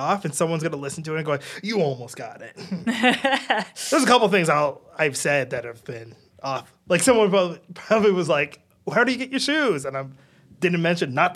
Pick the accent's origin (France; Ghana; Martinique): Ghana; now in Canada; I'm Ghanaian. I am first generation immigrant here in Canada.